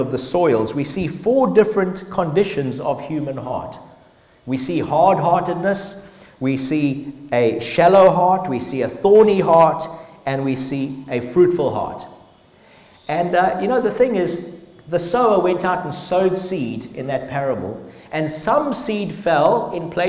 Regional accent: Zimbabwe; We grew up in Zimbabwe

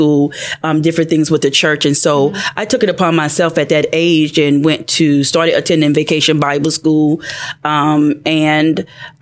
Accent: Pensacola, Florida, United States; I'm from Pensacola, Florida, a town called Inglewood

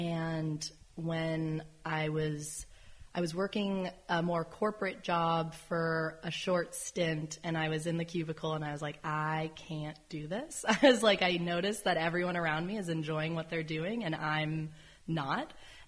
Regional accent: Sonoma, California, United States; This is my childhood home. We moved here when I was three into this home. We were living more in the town of Sonoma, so now we're technically Carneros, but yeah.

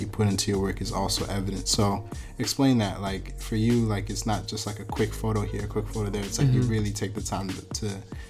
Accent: Buffalo, New York, United States; I was born in Buffalo, so it's not too far from Toronto.

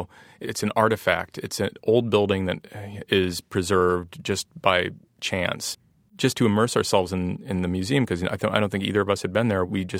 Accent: Ohio, United States; accent: nasally Ohio; Part of it is probably just growing up in Ohio and having kind of a nasally accent

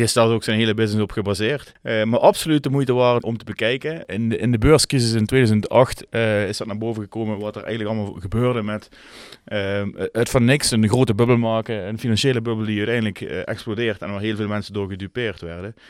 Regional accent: Netherlands

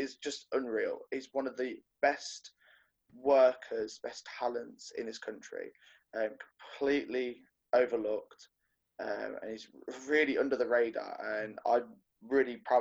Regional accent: Coventry, West Midlands, United Kingdom; now in Burbage, United Kingdom; From Coventry, England, but I am now residing from Burbage, Hinckley, Leicestershire.

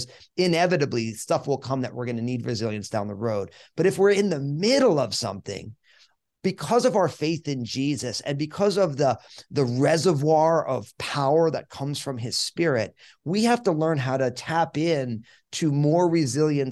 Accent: New Jersey, United States; I'm born and raised in New Jersey

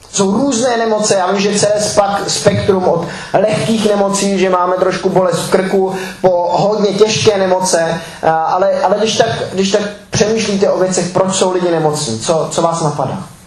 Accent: Czechia; jako Češi

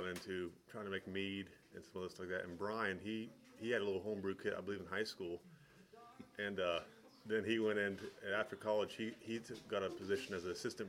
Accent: Helvetia, West Virginia, United States; I grew up in Helvetia, a really small town in Randolph County

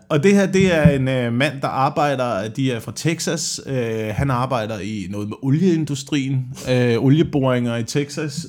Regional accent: near Slagelse, Zealand, Denmark; jeg er bare heldig og er blevet skudt ud øh, ja, ja. i nærheden af Slagelse på Sjælland

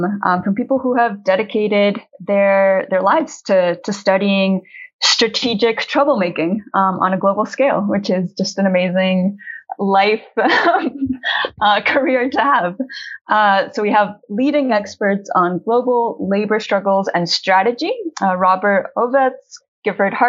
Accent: Colombia; I'm an activist from Colombia with a background in agrarian organizing

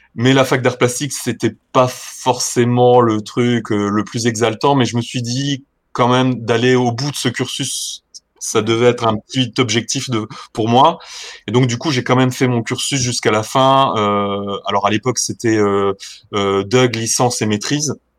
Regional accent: Lorraine, near Thionville, Grand Est, France; je suis originaire de Lorraine, euh, donc, euh, près de la frontière luxembourgeoise. pour ceux qui, qui arrivent à se situer un petit peu, euh, à côté de Thionville.

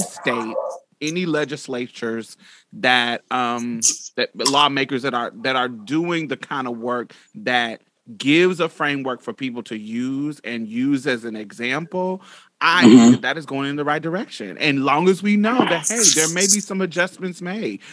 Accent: Midwest, United States; I'm from the up south, I'm from the Midwest.

